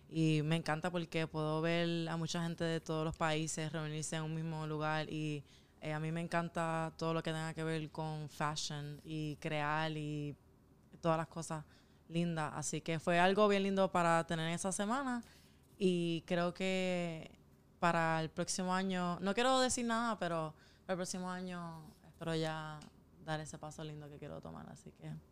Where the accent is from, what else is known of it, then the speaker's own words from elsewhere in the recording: Puerto Rico; yo tengo toda mi familia aquí